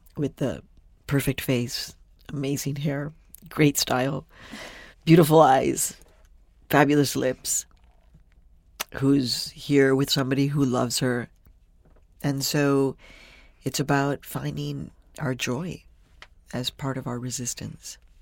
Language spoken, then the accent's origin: English; Phoenix, Arizona, United States; moved away; also born or lived in Mexico; from ages five to eighteen, I grew up in Phoenix, Arizona